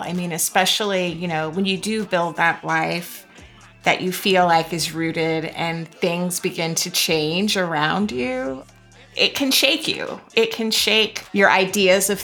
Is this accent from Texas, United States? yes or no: no; Florida, United States; I'm from Florida.